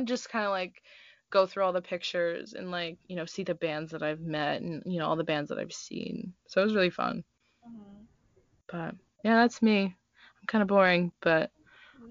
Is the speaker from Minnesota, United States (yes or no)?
yes; Minnesota, United States; now in Tucson, United States; I'm originally from Minnesota, the coldest place on earth